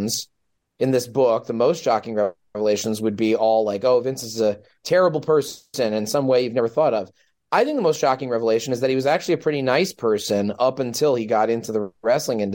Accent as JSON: {"language": "English", "country": "United States", "said": "my home country of the United States of America"}